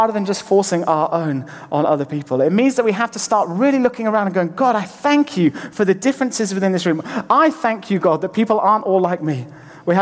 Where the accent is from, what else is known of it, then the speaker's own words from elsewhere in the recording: Lake District, North West England, United Kingdom; moved away; I'm from the Lake District originally